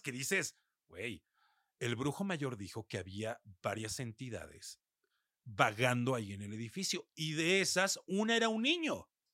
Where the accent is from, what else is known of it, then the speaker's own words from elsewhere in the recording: Mexico; aquí en mi país